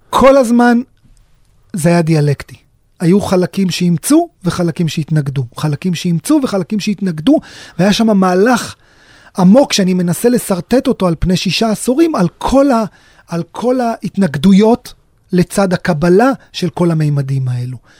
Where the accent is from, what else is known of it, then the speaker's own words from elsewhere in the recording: Sderot, Southern District, Israel; אני נולדתי בשדרות, גדלתי בשדרות